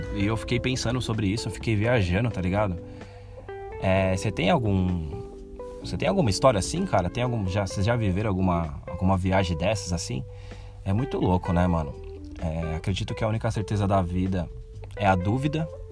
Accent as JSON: {"language": "Portuguese", "country": "Brazil", "said": "como bom brasileiro"}